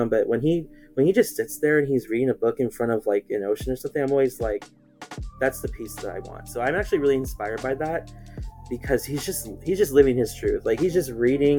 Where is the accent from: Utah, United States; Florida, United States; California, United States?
California, United States; Chino; I grew up here in the same place. I am in Chino, California